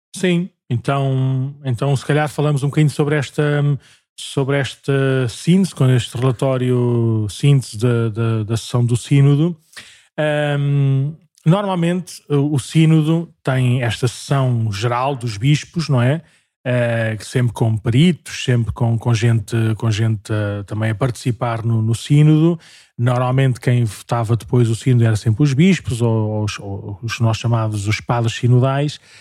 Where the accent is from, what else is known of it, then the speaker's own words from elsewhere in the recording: Paço de Arcos, Lisbon, Portugal; also born or lived in Porto Salvo; sou natural de Passos de Arcos